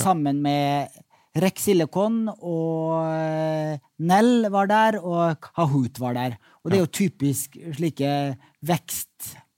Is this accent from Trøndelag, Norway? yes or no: no; Molde, Møre og Romsdal, Norway; kom fra hjembyen min, Molde